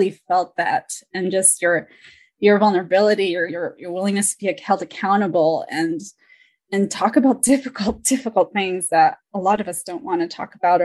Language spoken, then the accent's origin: English; Marin County, California, United States; growing up in Marin County as a Salvadoran little girl